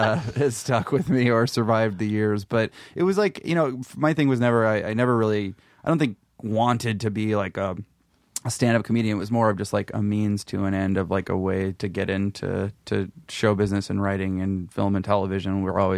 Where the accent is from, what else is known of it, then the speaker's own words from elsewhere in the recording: Memphis, Tennessee, United States; Yeah, I grew up in Memphis, and I briefly went to the Ole Miss, University of Mississippi, for like a year